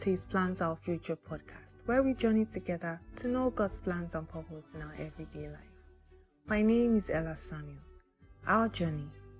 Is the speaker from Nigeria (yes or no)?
yes; Nigeria; Work, as in, I'm Nigerian.